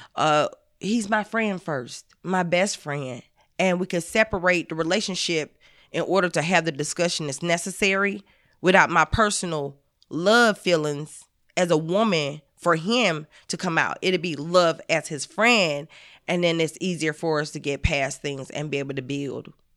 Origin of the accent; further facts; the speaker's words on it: the South, United States; I'm from the South.